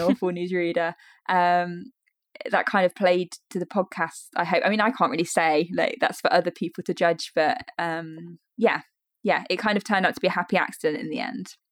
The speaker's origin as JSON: {"language": "English", "town": "Leicester", "region": "East Midlands", "country": "United Kingdom", "tie": "born or raised there", "said": "I grew up in Leicestershire. I've very much stayed in this area"}